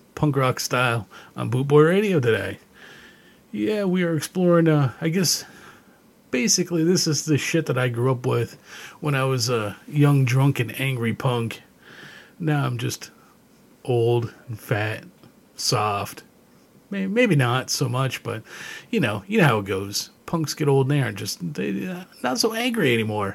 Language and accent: English; Canada; growing up in Canada